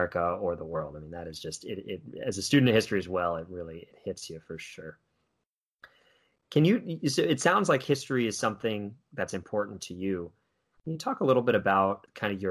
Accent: New York City, New York, United States; As a New Yorker

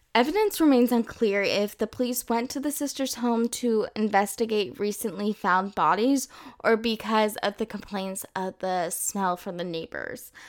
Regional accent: Texas, United States; moved away as an adult; now in France; I'm originally from the United States, Texas to be exact, and I moved to France in December twenty eighteen.

